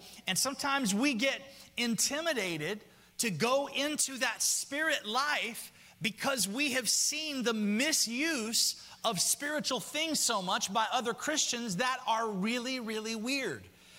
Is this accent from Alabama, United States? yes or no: yes; Alabama, United States; I grew up in Alabama.